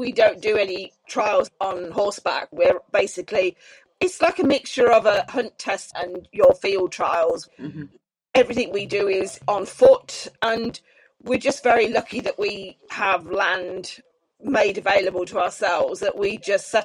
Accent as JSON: {"language": "English", "country": "United Kingdom"}